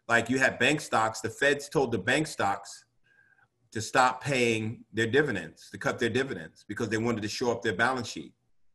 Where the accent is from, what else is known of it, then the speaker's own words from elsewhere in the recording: New York City, New York, United States; And I'm from New York. You know, rent is really high in New York.